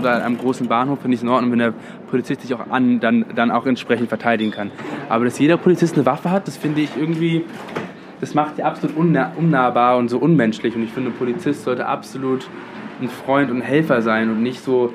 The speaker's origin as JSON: {"language": "German", "region": "London", "country": "United Kingdom", "tie": "born or raised there", "moved": "yes", "lives_now": "Germany", "said": "Ich bin in London aufgewachsen"}